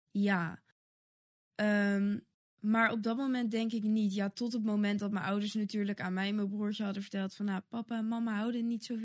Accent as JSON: {"language": "Dutch", "town": "Wassenaar", "region": "South Holland", "country": "Netherlands", "tie": "born or raised there", "also_born_or_lived": "The Hague", "said": "toen ben ik gaan wonen in, in Wassenaar. Of eh, tenminste, daar ben ik dan dus opgegroeid."}